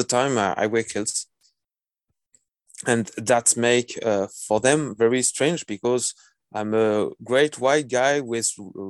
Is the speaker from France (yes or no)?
yes; Bordeaux, Nouvelle-Aquitaine, France; English is a second language; moved away as an adult; now in Marseille, France; I was coming from Bordeaux in the southwest of France. Mm-hmm. But I was arrived in Marseille a few years ago